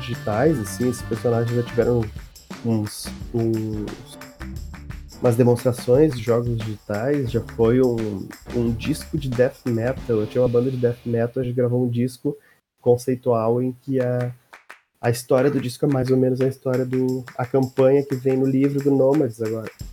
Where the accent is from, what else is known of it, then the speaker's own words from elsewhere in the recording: Novo Hamburgo, Rio Grande do Sul, Brazil; sou de Novo Hamburgo, Rio Grande do Sul